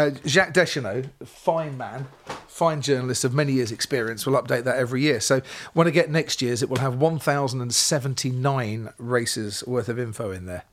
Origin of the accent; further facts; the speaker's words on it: Stevenage, East of England, United Kingdom; I grew up in Stevenage, small town in Hertfordshire.